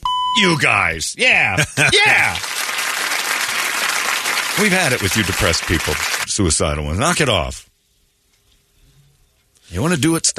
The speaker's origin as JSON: {"language": "English", "country": "United Kingdom", "said": "I smell fags. I'm British."}